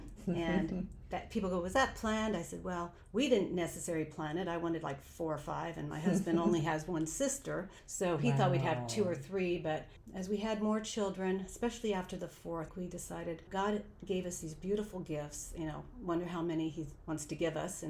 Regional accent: Oxnard, California, United States; I was born and raised in Oxnard, California. So I've lived in Southern California my whole life

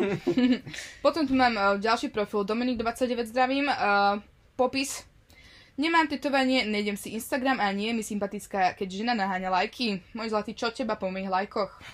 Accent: Slovakia; now in Netherlands; odkiaľ som, ešte z Nového mesta

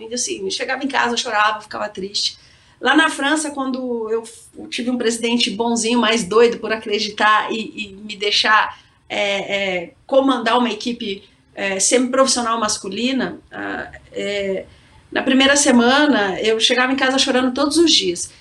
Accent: Campinas, São Paulo, Brazil; moved away; sou de Campinas, gosto da Ponte Preta

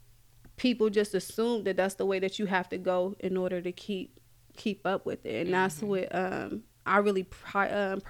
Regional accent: Columbus, Ohio, United States; I am from Columbus

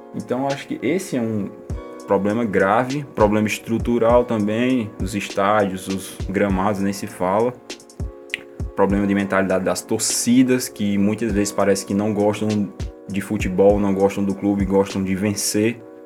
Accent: Patos, Paraíba, Brazil; accent: nordestino; sotaque nordestino, não, que eu sou eu sou de Patos, na Paraíba

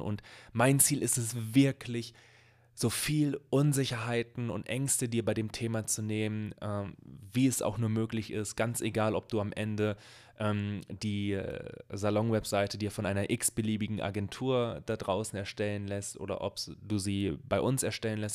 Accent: Bielefeld, North Rhine-Westphalia, Germany; ich komme hier aus Bielefeld, aus einer Stadt, die es angeblich nicht gibt.

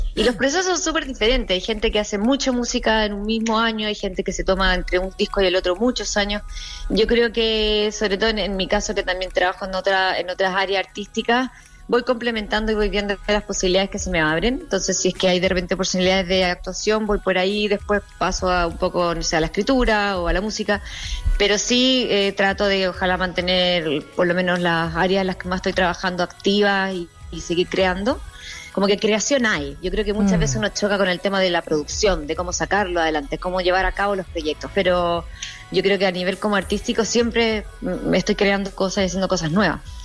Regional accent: Chile; moved away as an adult; now in New York, United States; como chilena

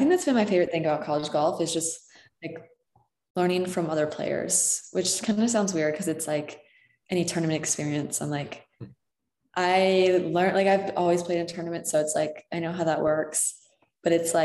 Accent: Chicago, Illinois, United States; also born or lived in West Virginia; I grew up in Chicago

